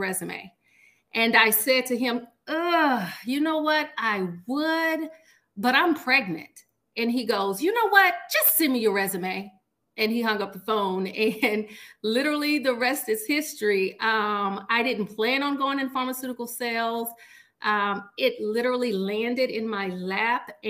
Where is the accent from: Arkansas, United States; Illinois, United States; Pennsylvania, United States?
Arkansas, United States; Washington; now in Little Rock, United States; I am from Washington, Arkansas, which is a very small town in Southwest Arkansas